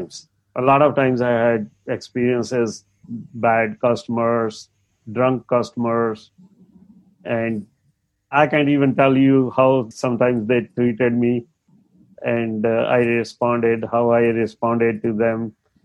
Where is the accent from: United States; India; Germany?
India; English is a second language; moved away; I had moved from India, never much communicated in English, and my accent was a little, and sometimes I wouldn't understand what they are saying